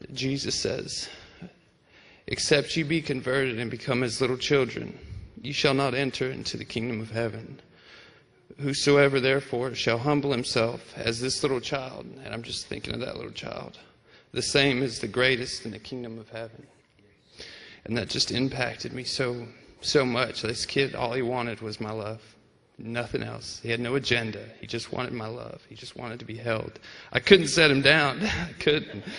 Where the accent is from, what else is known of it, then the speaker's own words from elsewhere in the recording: United States; me as an American